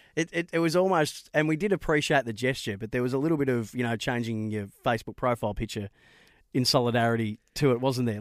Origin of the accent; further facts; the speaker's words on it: Bendigo, Victoria, Australia; I'm from Bendigo